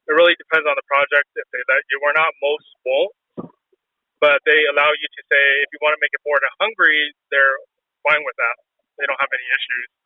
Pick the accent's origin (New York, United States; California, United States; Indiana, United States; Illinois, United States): California, United States; Southern; because I grew up in Southern California